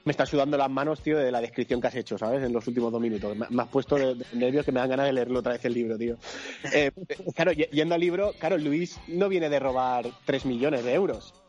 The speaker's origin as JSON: {"language": "Spanish", "region": "Valencian Community", "country": "Spain", "said": "yo soy valenciano"}